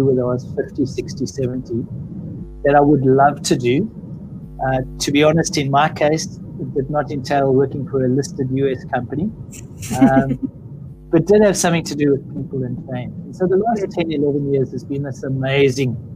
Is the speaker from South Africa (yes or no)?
yes; South Africa; moved away as an adult; now in Australia; based on my accent, I'm clearly not born and bred in Australia. I'm South African.